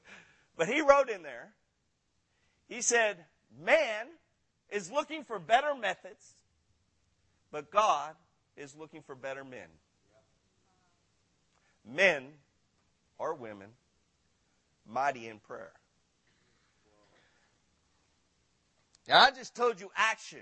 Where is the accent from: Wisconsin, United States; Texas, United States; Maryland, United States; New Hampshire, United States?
Texas, United States; Granbury; I'm from Granbury, Texas